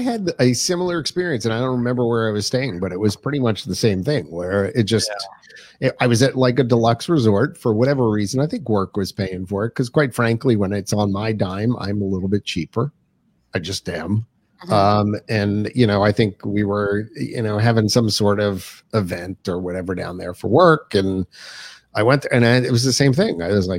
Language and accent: English; Pennsylvania, United States; moved away as an adult; now in South Carolina, United States; Pennsylvania, folks. Yuck. My home state.